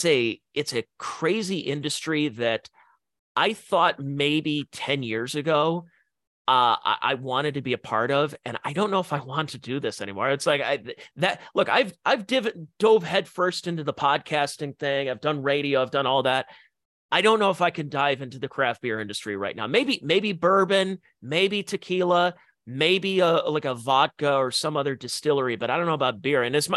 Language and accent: English; Upper Darby, Pennsylvania, United States; You know, like, are you from Portland? It's like, no, I'm from Upper Darby.